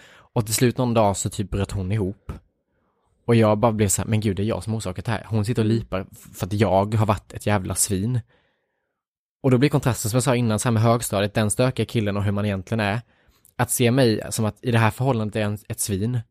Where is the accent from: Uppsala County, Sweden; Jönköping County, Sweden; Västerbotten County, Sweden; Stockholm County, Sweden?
Jönköping County, Sweden; Värnamo; moved away; hela min uppväxt liksom i Värnamo